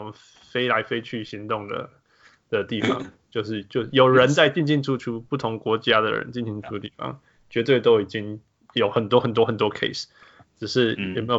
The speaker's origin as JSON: {"language": "Chinese", "country": "Canada", "moved": "yes", "said": "我是加拿大人，"}